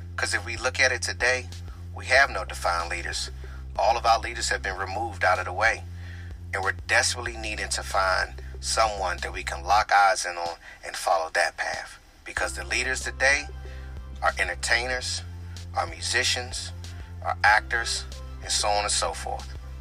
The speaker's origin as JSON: {"language": "English", "area": "Prince George's County", "region": "Maryland", "country": "United States", "tie": "born or raised there", "lives_now": "Washington, D.C., United States", "said": "I was born in Southeast Washington, D.C., and I was raised in the heart of Prince George's County, Maryland"}